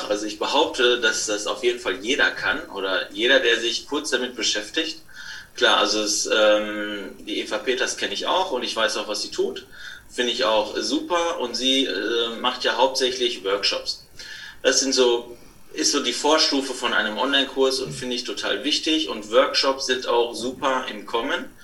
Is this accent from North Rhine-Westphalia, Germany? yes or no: yes; Bönen, North Rhine-Westphalia, Germany; now in Bönen, Germany; ich komme aus dem Ruhrgebiet, im kleinen Örtchen Böhnen. Es liegt in der Nähe von Dortmund. Äh, hier bin ich zu Hause, hier bin ich aufgewachsen und hier lebe ich mit meiner Frau.